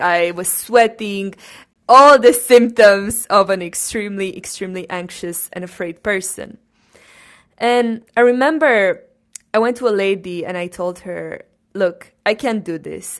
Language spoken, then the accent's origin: English; Cluj-Napoca, Cluj County, Romania; I was born in Romania, first of all, in Cluj-Napoca, which is a region in Transylvania